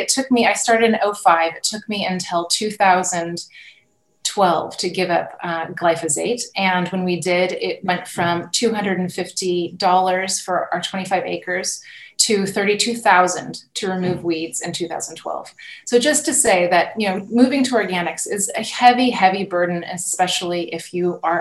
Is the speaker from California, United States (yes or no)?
yes; Napa Valley, California, United States; moved away as an adult; now in Burgundy, France; I'm a California native, and I grew up in the Napa Valley and on the property that my grandparents bought